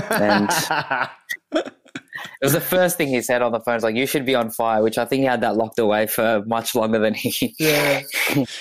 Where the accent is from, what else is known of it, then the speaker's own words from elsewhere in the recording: Australia; also born or lived in Ethiopia; I was born there. Came here in 2004